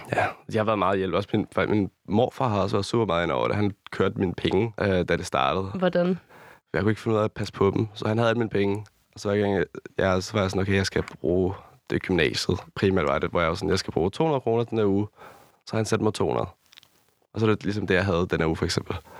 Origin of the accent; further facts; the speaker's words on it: Rødovre or Amager, Capital Region of Denmark, Denmark; also born or lived in Copenhagen, Denmark; tager 20 minutter til, hvor jeg er opvokset